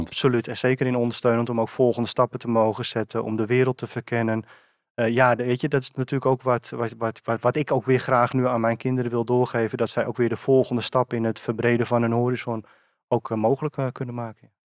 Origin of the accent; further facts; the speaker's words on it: Purmerend, North Holland, Netherlands; also born or lived in Beemster; geboren en getogen in Purmerend